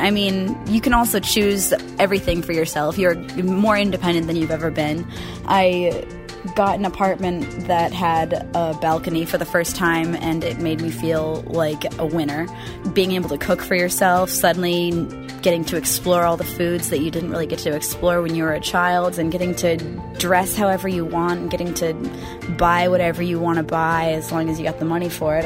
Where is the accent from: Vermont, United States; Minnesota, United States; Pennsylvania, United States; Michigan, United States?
Vermont, United States; West River; now in Portland, United States; I am originally from West River, Vermont. Uh, I am now living in Portland, Oregon